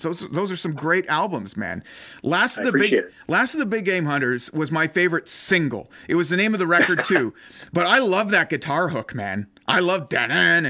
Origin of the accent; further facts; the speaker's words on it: Ottawa, Ontario, Canada; I grew up in Ottawa, right?